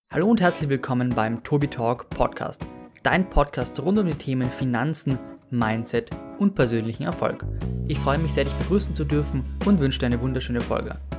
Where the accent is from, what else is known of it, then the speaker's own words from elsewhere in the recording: Austria; ich als Österreicher